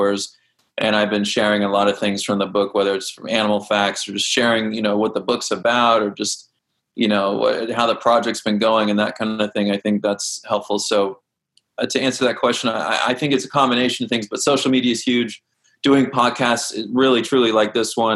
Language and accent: English; Kansas, United States; I grew up in Kansas, we had a creek in my backyard